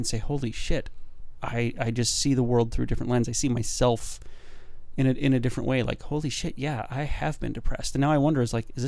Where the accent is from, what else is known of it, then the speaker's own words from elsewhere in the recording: United States; as an American male